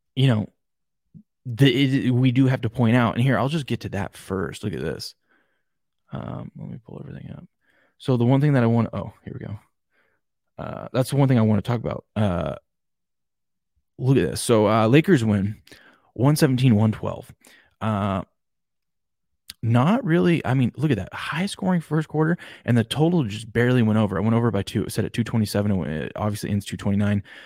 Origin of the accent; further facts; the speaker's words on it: Washington, United States; I'm from Washington State